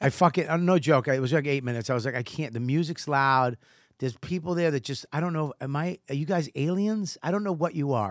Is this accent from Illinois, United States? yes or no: no; Boston, Massachusetts, United States; from childhood and growing up in Boston